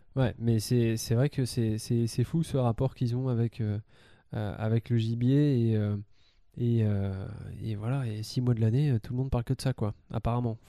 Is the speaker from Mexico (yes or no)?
no; France; en tant que, en tant que Français